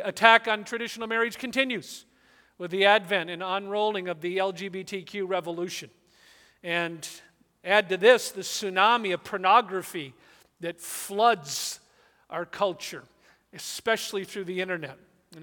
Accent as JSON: {"language": "English", "region": "Southern California", "country": "United States", "tie": "born or raised there", "said": "I grew up in Southern California."}